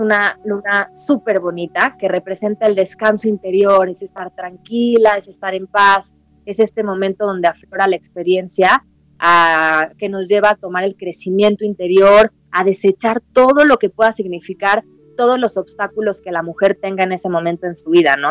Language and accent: Spanish; Mexico; soy mexicana, soy nacida aquí en México